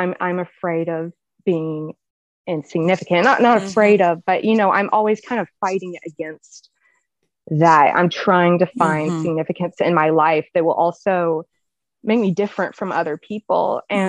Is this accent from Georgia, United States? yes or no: yes; Georgia, United States; also born or lived in Mississippi / Tennessee; I live in Alabama. I guess something interesting about me is I've lived in four states. So I'm from Georgia. I've lived in Mississippi. I lived in Tennessee.